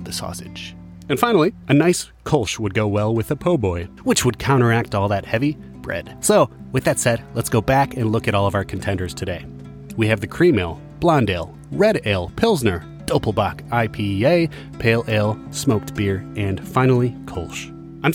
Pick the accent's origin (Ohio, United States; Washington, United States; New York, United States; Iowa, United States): Iowa, United States; Growing up in Iowa